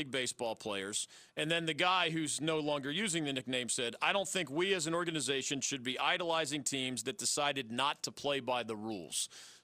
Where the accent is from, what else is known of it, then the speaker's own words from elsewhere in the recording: Pennsylvania, United States; moved away; my home state of Pennsylvania